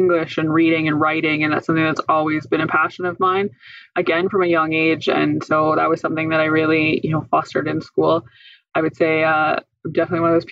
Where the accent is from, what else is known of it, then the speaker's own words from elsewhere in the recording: Indian Head, Saskatchewan, Canada; I grew up in Indian Head